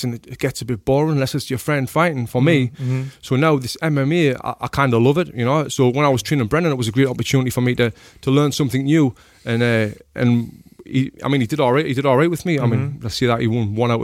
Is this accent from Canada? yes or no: no; Sunderland, North East England, United Kingdom; moved away; I'm from a place called Sunderland in the northeast of England